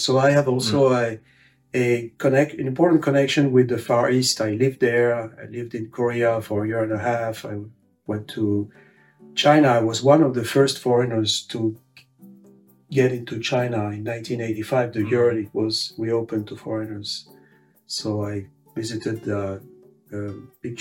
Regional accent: Paris, Île-de-France, France; English is a second language; moved away as an adult; now in Cambridge, United States; I grew up in Paris. That's where I was born.

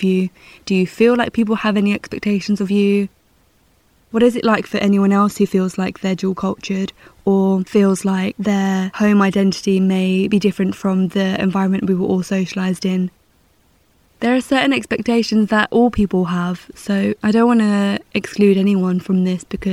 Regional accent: Essex, East of England, United Kingdom; moved away; also born or lived in London; I'd say Essex, or I'd say a seaside town in the southeast, because that's where I grew up.

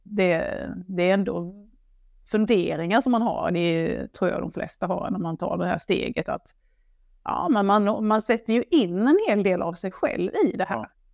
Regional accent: Blekinge, Sweden; jag kommer ju från Blekinge, det hör man ju när jag pratar

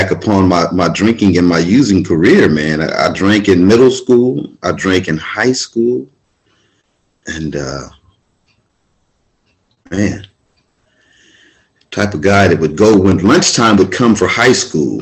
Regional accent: Venice, California, United States; I'm born and raised in Venice, California

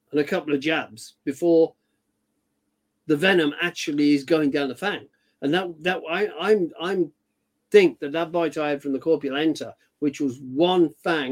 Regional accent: United Kingdom; I'm British.

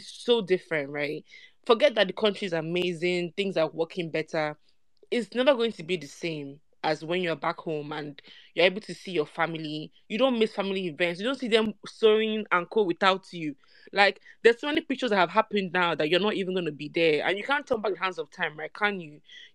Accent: Nigeria; moved away; as a Nigerian

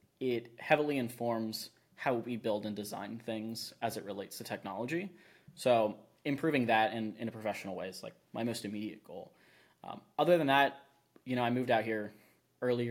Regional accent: Florida, United States; now in Austin, United States; I'm from Florida

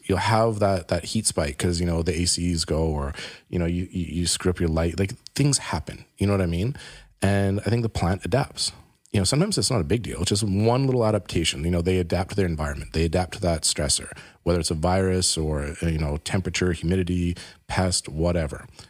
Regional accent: Canada; we're Canadian

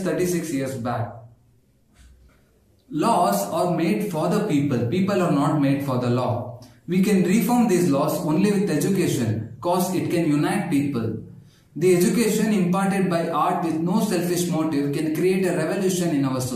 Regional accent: India

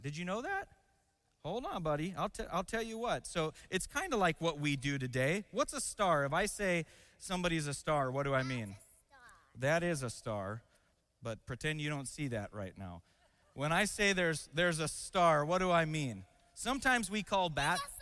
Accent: Seattle, Washington, United States; moved away; I grew up in a city called Seattle

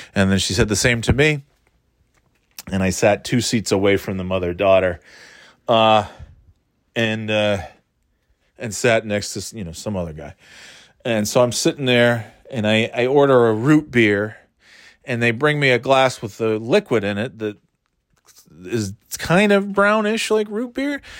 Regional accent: United States; A few hours from here in New Hampshire. Uh, you know, Greater Boston area.

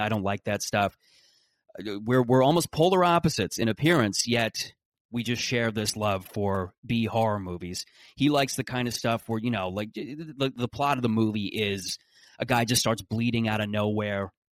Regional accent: Canada

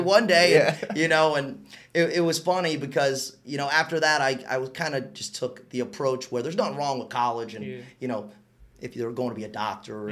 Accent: West Palm Beach, Florida, United States; also born or lived in Waterbury, Connecticut; I grew up here in West Palm Beach

